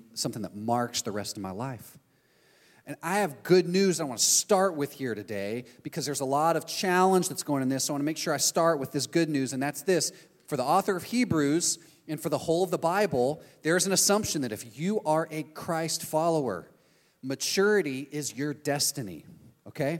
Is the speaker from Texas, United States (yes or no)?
yes; Texas, United States; now in Orlando, United States; I'm from Texas. That's the country I'm from. We moved here.